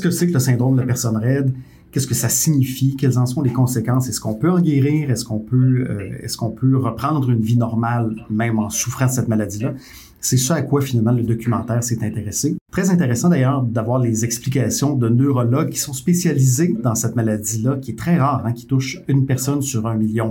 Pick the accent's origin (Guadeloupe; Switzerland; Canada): Canada; Quebec; ici, chez nous, au Québec